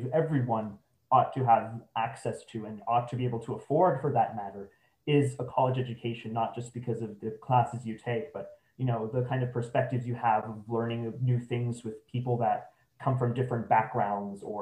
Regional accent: San Antonio, Texas, United States; I'm originally from San Antonio

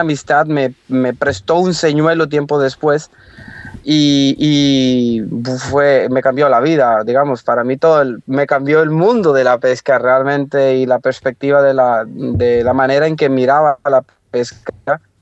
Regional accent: Limón, Costa Rica; moved away; yo soy de Costa Rica, soy de la parte del Caribe, de Limón

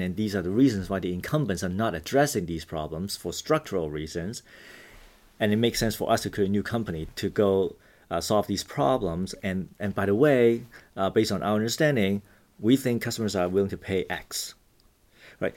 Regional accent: Vancouver, British Columbia, Canada; also born or lived in Hong Kong; I grew up in Hong Kong and Vancouver, Canada

